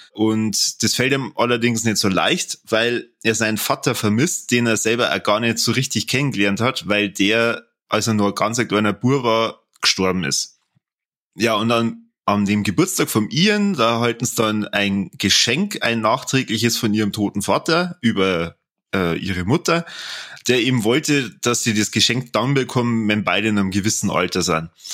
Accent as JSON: {"language": "German", "country": "Germany", "said": "bei uns in Deutschland"}